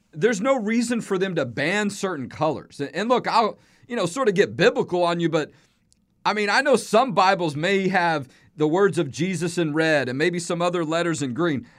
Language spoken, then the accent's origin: English; Houston, Texas, United States; I'm from Houston